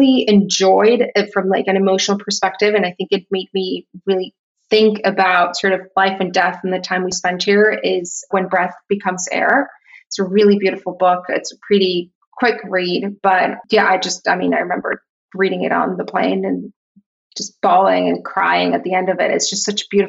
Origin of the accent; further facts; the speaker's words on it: Tijuana, Baja California, Mexico; moved away as an adult; also born or lived in San Diego / New York; now in Miami, United States; I grew up in Tijuana. I was there for 18 years of my life and I left for college